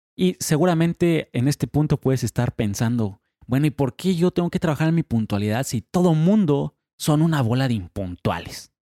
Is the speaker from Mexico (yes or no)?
yes; Mexico; en México somos sumamente impuntuales